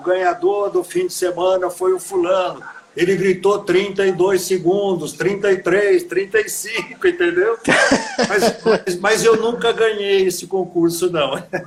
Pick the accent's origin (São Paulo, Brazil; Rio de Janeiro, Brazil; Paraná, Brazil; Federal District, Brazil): São Paulo, Brazil; Americana; eu sou nascido em Americana, nascido, criado e envelhecido aqui em Americana